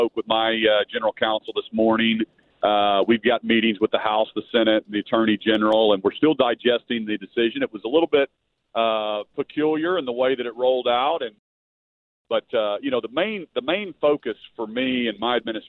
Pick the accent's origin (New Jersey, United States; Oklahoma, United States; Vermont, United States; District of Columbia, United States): Oklahoma, United States; Tulsa; now in Oklahoma City, United States; back in Tulsa. My family just moved to Oklahoma City, and so excited to be back in my hometown